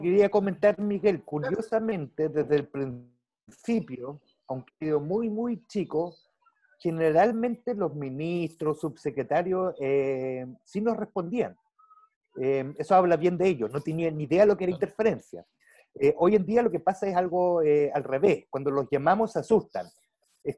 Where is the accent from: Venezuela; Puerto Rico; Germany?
Germany; moved away; yo crecí en Alemania